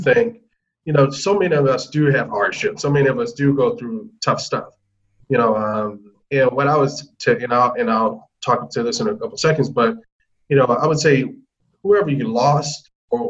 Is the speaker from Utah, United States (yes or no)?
no; Atlanta, Georgia, United States; I'm from Atlanta originally. What made me somewhat different was, you know, I grew up a ward of the state